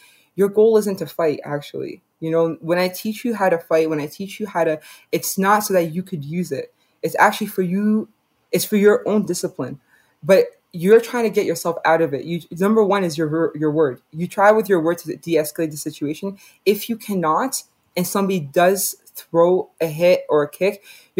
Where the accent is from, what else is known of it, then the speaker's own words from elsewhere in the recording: Canada; I was born and raised in Canada